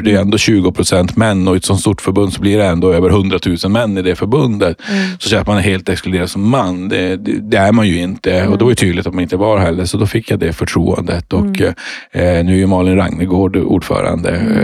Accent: Luleå, Norrbotten County, Sweden; jag är ju född och uppvuxen uppe i Luleå i, i Norrbotten.

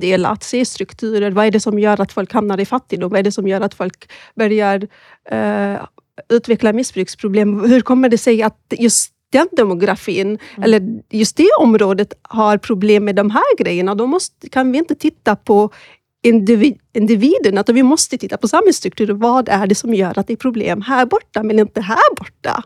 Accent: Malmö, Skåne, Sweden; moved away as an adult; now in Stockholm, Sweden; Jag är född i Malmö, um, men flyttade till Stockholm för snart tio år sedan

